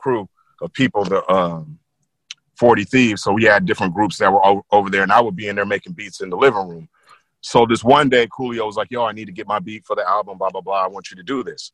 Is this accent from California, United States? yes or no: yes; Milpitas, California, United States; I'm from Milpitas, California